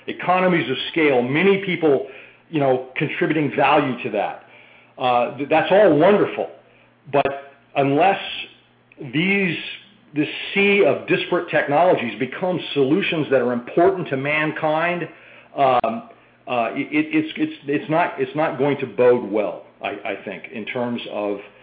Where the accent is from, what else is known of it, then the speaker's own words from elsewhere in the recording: boyhood home of Walt Disney, Midwest, United States; also born or lived in Boston; now in Austin, United States; I grew up in the Midwest in the boyhood home of Walt Disney